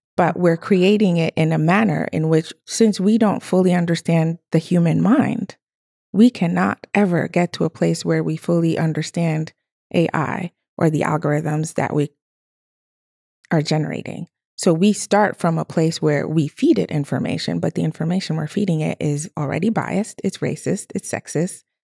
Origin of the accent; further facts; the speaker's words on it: Togo; I was born in Togo